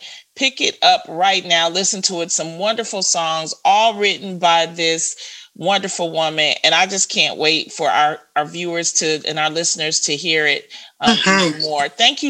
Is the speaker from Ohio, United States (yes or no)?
no; Detroit, Michigan, United States; I'm from Detroit.